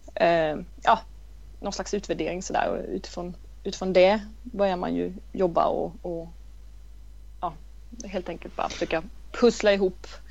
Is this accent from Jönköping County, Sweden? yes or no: yes; Vetlanda, Jönköping County, Sweden; jag är från Vetlanda i Småland.